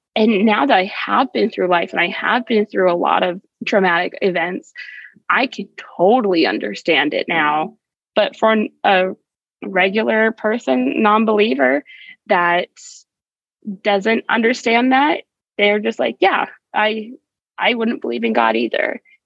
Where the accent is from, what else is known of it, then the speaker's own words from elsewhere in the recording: Arizona, United States; I'm back in my home state of Arizona